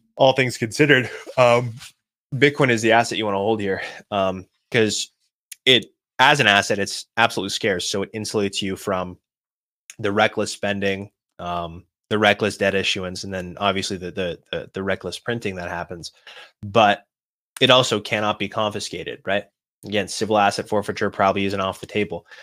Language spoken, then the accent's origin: English; Boston, Massachusetts, United States; I'm from Boston